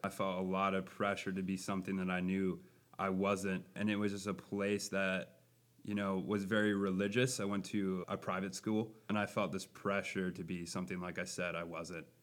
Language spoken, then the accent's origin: English; Buffalo, Minnesota, United States; I am from Buffalo, Minnesota, near the Twin Cities.